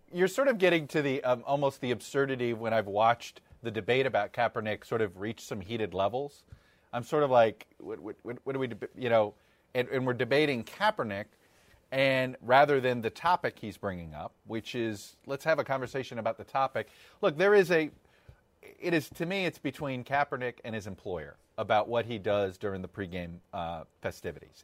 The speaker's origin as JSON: {"language": "English", "town": "Miami", "region": "Florida", "country": "United States", "tie": "born or raised there", "said": "as a kid growing up in Miami"}